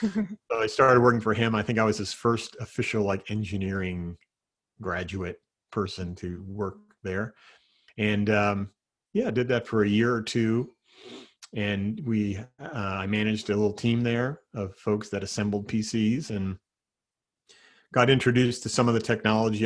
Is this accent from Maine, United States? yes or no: no; New Jersey, United States; moved away as an adult; now in Seattle area, United States; growing up in New Jersey